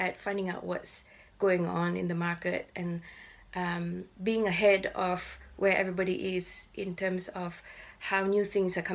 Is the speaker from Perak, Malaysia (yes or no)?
yes; Ipoh, Perak, Malaysia; moved away as an adult; now in London, United Kingdom; I grew up in Ipoh, and I'm still in touch with my school friends